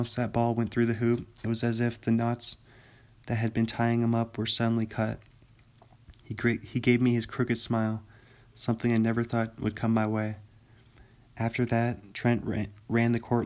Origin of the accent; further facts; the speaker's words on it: Bothell, Washington, United States; also born or lived in Pullman, Washington; my hometown, Bothell, Washington